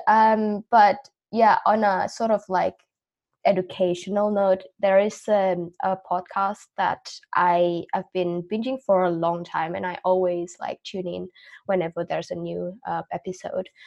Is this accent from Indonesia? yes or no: yes; Indonesia; moved away as an adult; also born or lived in Australia; I was born and raised in Indonesia, but then I moved um, to live in Australia when I was 18.